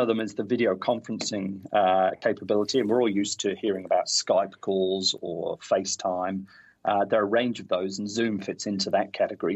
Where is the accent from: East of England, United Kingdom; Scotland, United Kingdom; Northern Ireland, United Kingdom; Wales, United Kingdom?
Wales, United Kingdom; North; now in New Zealand; I grew up in North Wales, and we'd sing at the drop of a hat